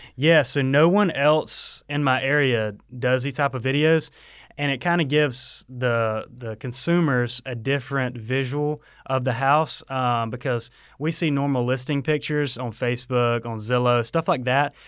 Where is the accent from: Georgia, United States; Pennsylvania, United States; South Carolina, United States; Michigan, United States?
Georgia, United States; Waycross; also born or lived in Statesboro, Georgia; I'm from Waycross, but I went to school here in Statesboro